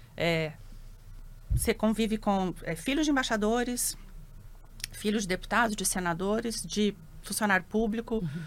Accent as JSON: {"language": "Portuguese", "town": "Brasília", "region": "Federal District", "country": "Brazil", "tie": "born or raised there", "also_born_or_lived": "São Paulo", "moved": "as an adult", "said": "Eu já nasci em Brasília, nasci em 70, tenho 53 anos"}